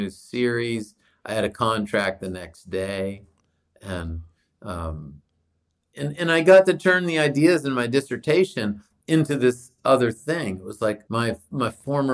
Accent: New Hampshire, United States; I grew up in New Hampshire

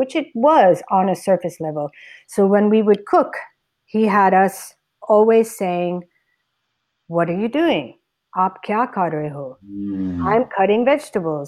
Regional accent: United States; moved away as an adult; now in India; all my years living in the States growing up here

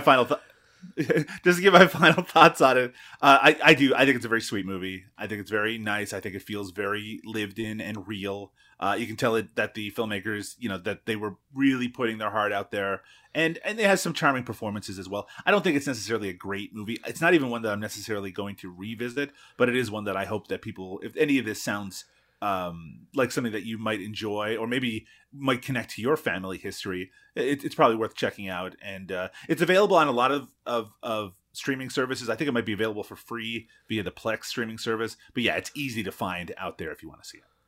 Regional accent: Newfoundland and Labrador, Canada; where I grew up, cod is king

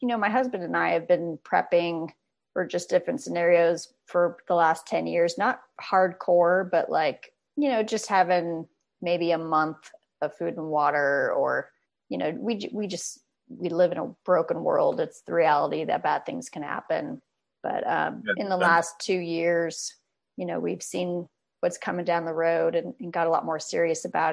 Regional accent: California, United States; I grew up in California, basically from a young kid

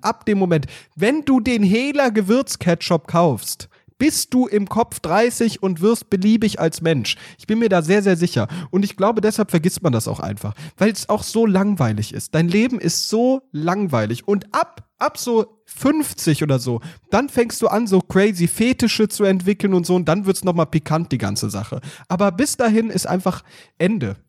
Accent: Hesse, Germany; sagt man ja hier in Hessen. Ich bin ja waschechter Hesse

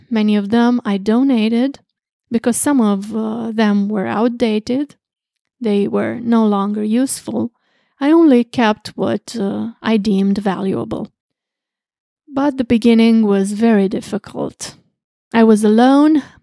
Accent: Craiova, Dolj, Romania; I was born in March fourteen, nineteen fifty-nine, in Craiova, Romania

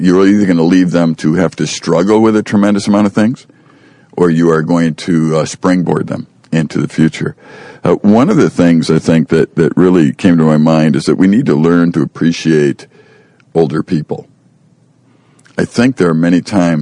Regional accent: Chicago, Illinois, United States; I grew up in Chicago

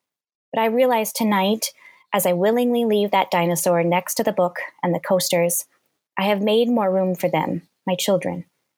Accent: Kansas, United States; born there; now in Minnesota, United States; in Kansas, my husband in Ohio. We had our first daughter in Illinois, our second in Texas, and our third here in Minnesota.

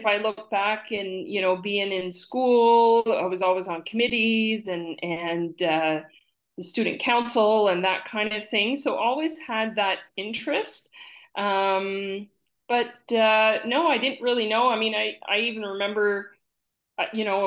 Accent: Campbellton, New Brunswick, Canada; moved away; growing up in Campbellton

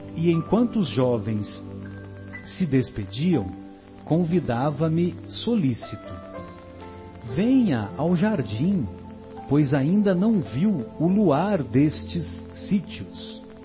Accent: São José do Rio Pardo, São Paulo, Brazil; lá na minha cidade, lá em, lá em São José do Rio Pardo.

